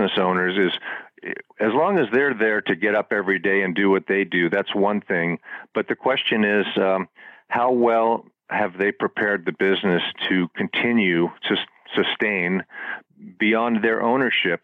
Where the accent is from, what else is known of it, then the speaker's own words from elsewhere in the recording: Florida, United States; where I grew up in Florida